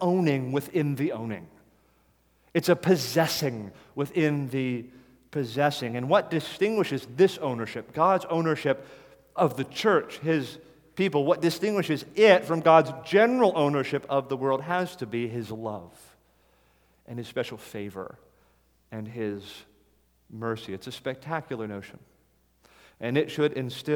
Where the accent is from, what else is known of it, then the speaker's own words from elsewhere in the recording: United States; as an American